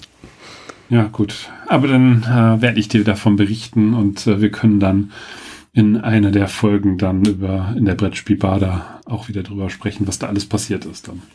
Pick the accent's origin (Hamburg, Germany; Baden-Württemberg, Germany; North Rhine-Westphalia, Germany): North Rhine-Westphalia, Germany; Sauerland; moved away; ich komme ja aus dem Sauerland, also Dortmund ist da jetzt nicht so weit entfernt